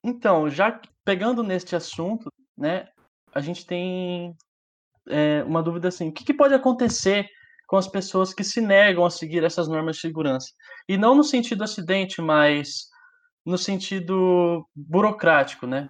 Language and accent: Portuguese; Mato Grosso do Sul, Brazil; é em Mato Grosso do Sul, é o estado onde eu nasci